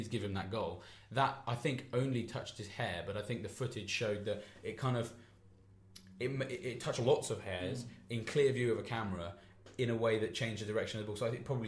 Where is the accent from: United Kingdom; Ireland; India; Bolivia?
United Kingdom; England; I'm English